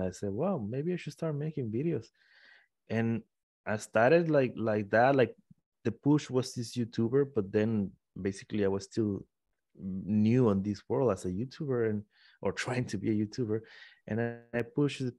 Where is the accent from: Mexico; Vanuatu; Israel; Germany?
Mexico; Tabasco; English is a second language; moved away; also born or lived in Puebla, Mexico / Querétaro, Mexico / Italy; I'm from Tabasco, Mexico. Then I moved to Puebla, Mexico.